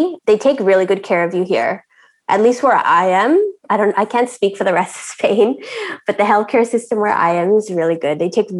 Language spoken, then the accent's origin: English; India; I don't know if you can tell by my name, but I'm Indian.